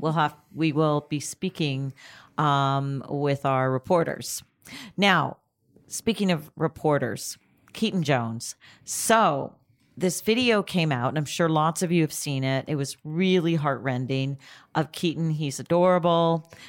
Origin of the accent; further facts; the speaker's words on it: Canada; now in United States; I'm Canadian originally